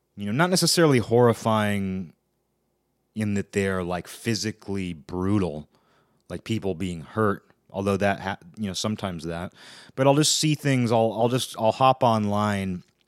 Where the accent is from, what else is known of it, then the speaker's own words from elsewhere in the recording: Pacific Northwest, United States; also born or lived in Olympia, Washington; I'm from the Pacific Northwest.